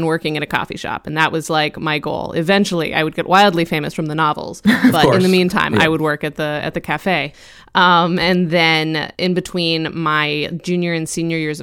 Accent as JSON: {"language": "English", "region": "Colorado", "country": "United States", "tie": "born or raised there", "also_born_or_lived": "Oregon", "moved": "as an adult", "lives_now": "New York, United States", "said": "I grew up in Colorado, went to undergrad in Oregon, moved to New York for grad school, and have been here ever since."}